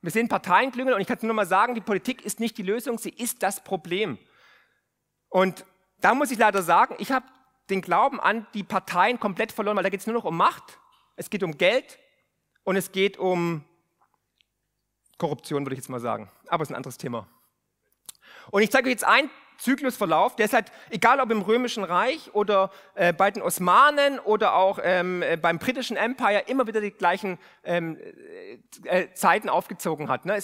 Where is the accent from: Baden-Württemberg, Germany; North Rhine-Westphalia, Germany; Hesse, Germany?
Baden-Württemberg, Germany; Und glaubt mir eins, ich komme aus dem Remstal. Aus dem Remstal kommen die ganzen Rebellen.